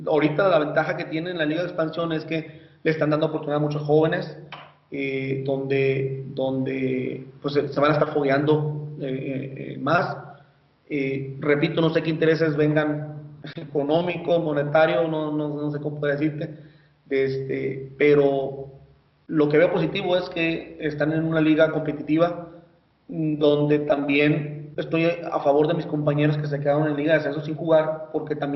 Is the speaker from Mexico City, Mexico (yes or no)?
no; Magdalena de Kino, Sonora, Mexico; yo soy de Magdalena, Sonora, yo ahí radico, eh, eh, ahí estamos con mi familia, eh, mi esposa, mis hijos y mamá, mis hermanos.